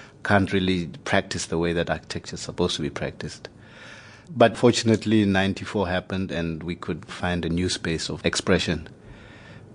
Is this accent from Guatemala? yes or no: no; Lesotho; also born or lived in South Africa; My background, I was born in Lesotho. My origins are in Lesotho